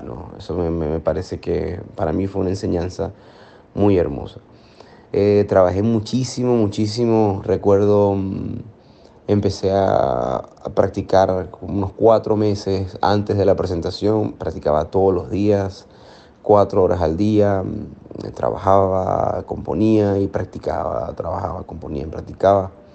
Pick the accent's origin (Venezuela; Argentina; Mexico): Venezuela; Maracaibo, Zulia; moved away as an adult; also born or lived in United States; yo Nací en Maracaibo, en el occidente de Venezuela, occidente de nuestro país